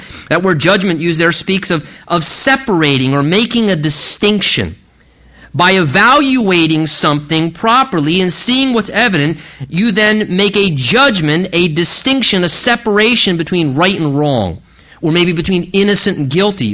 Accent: United States; as American people

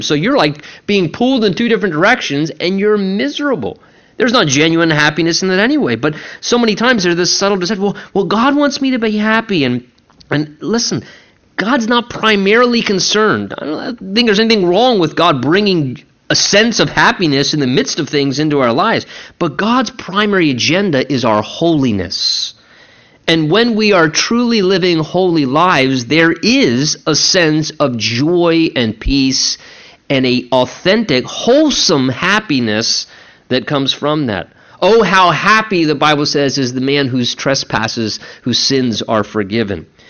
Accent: United States; We're a working people, and certainly as American Christian

